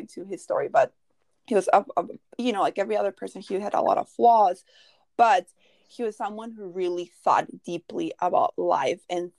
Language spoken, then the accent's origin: English; Mexico; moved away; I grew up in Mexico, and my dad would be in Mexico 3 months and then 3 months in the U.S. But when he was in Mexico, you know, we're from a little village